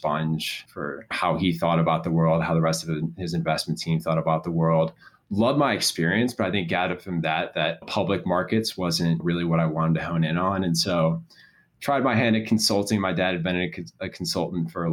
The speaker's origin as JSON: {"language": "English", "town": "Chicago", "region": "Illinois", "country": "United States", "tie": "born or raised there", "said": "having grown up here, going to a massive school like Neutra High School"}